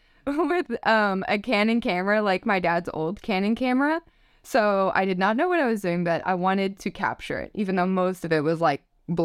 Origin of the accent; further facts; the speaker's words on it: Joplin, Missouri, United States; And I'm from Joplin, Missouri. And I grew up there, lived there my entire life.